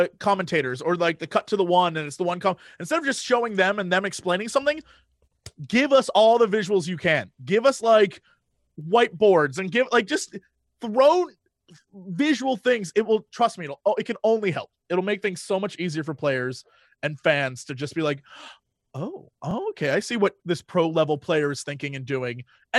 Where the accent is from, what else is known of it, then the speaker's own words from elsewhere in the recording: London, United Kingdom; I'm from London, so I support my London team.